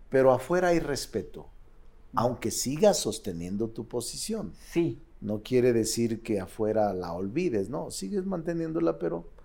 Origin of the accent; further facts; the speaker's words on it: Fresnillo, Zacatecas, Mexico; moved away as an adult; now in Mexico City, Mexico; Nací en Fresnillo, en Zacatecas en un poblado pequeño, un ejido que se llama Plateros, mm. que está como a seis kilómetros de Fresnillo.